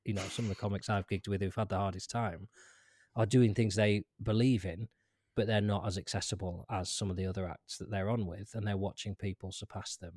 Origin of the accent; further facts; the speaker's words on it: Lancaster, North West England, United Kingdom; I grew up in Lancaster, which is a big city